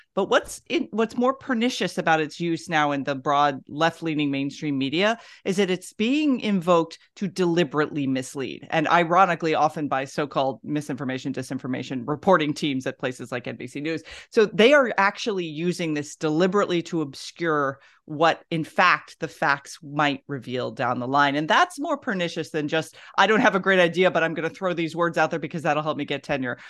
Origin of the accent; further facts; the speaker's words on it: the South, United States; I'm from the South.